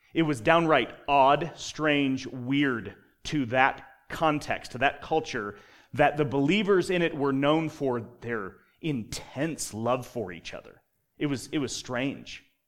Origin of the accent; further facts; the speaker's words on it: Colorado, United States; now in Utah, United States; I grew up in Colorado where you're trained to hate Nebraska.